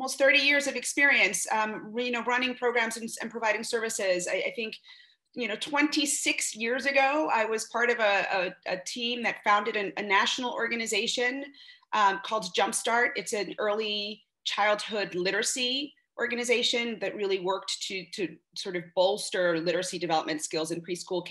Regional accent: New York City, New York, United States; I was born and raised in Bed-Stuy, Brooklyn, to working class family.

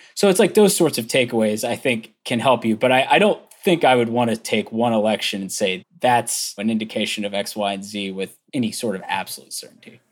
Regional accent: Virginia, United States; my home state

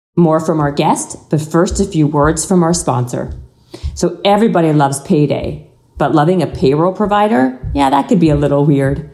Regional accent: Canada; I'm Canadian

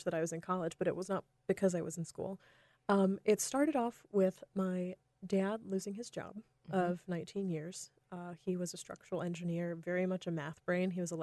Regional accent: North Carolina, United States; I grew up in North Carolina

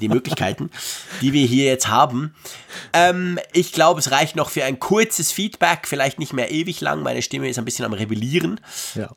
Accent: Switzerland; bei uns in der Schweiz

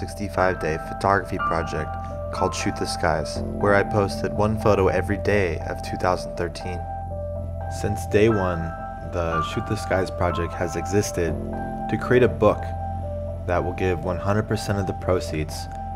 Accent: Pacific Northwest, United States; I'm a photographer from the Pacific Northwest.

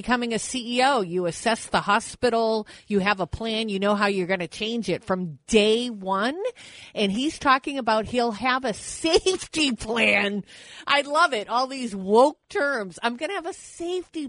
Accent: New Hampshire, United States; I'm from New Hampshire.

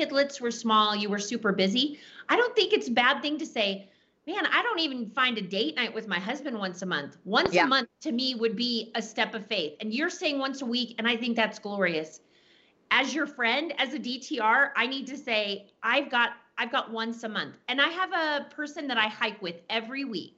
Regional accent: Texas, United States; I'm from Texas. We say naked as a jaybird

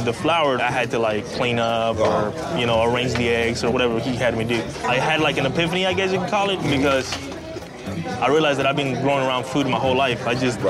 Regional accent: Mexico City, Mexico; now in Houston, United States; I'm the executive chef at Toot Suite. It's a local cafe. I was born and raised in Mexico City, and I've been in Houston for roughly 20 years.

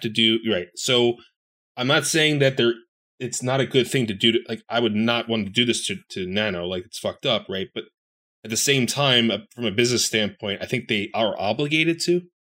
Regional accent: Philadelphia, Pennsylvania, United States; I'm a Philadelphian

